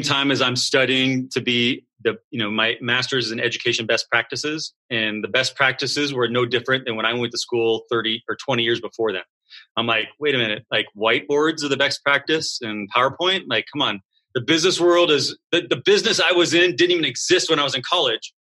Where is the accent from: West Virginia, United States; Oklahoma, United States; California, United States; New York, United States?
California, United States; Southern; moved away as an adult; I'm from Southern California